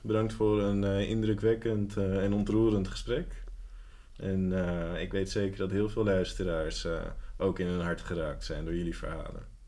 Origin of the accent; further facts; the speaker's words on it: Amsterdam, North Holland, Netherlands; now in Almere, Netherlands; mijn geboortestad Amsterdam